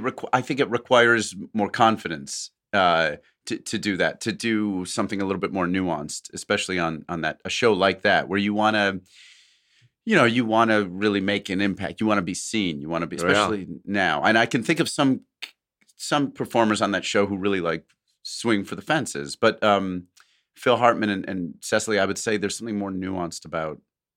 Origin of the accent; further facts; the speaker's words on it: New Zealand; now in Sydney, Australia; At present, I am in week 4 of an 8-week COVID lockdown in Western Sydney, Australia, but I'm originally from New Zealand.